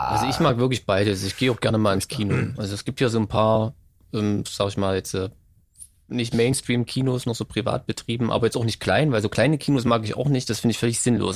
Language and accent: German; Saxony, Germany; Als Sachse